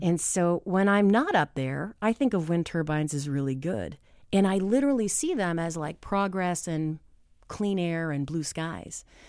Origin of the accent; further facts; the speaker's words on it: New Hampshire, United States; I am from New Hampshire